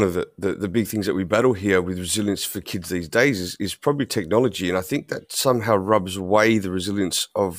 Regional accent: Australia; I am from Australia.

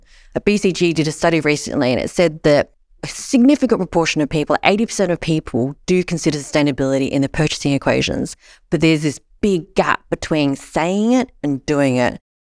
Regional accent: Sydney, New South Wales, Australia; because I come from Sydney, Australia.

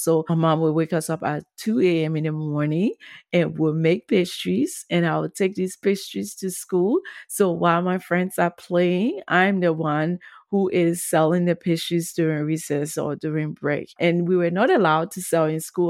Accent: Monrovia, Montserrado, Liberia; also born or lived in Ghana; growing up on duper road in Pinsville, Monrovia, Liberia

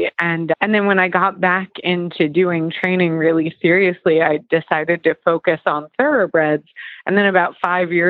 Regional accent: New Jersey, United States; now in Carlisle, United States; I just got back from New Jersey over the weekend. And so it was, which is actually where I'm like from. So it was nice to be home.

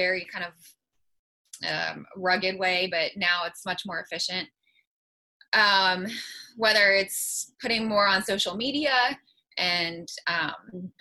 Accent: Morgantown, West Virginia, United States; I'm from Morgantown

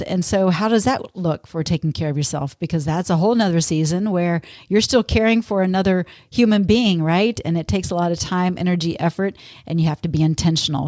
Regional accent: Texas, United States; now in Minnesota, United States; growing up in Texas

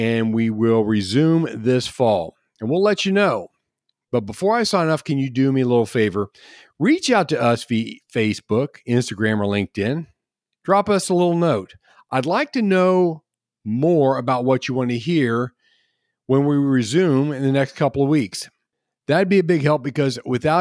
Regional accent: Midwest, United States; now in Sarasota, United States; growing up in the Midwest

